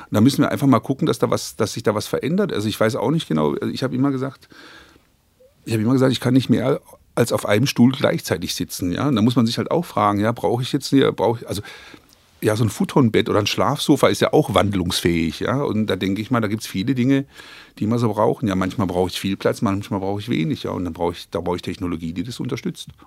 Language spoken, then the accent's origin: German; Croatia; German is a second language; now in Germany; Schwarzwälder, ich bin ja quasi aus, äh, aus Kroatien in den Schwarzwald ausgewandert